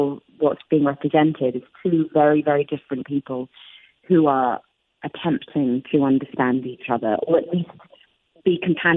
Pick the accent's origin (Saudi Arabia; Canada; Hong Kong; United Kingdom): United Kingdom; we have inherited as British people